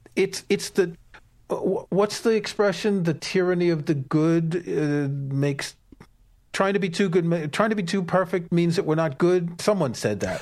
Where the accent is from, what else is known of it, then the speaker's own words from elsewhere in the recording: New York, United States; when I was growing up in New York, I knew a bunch of actors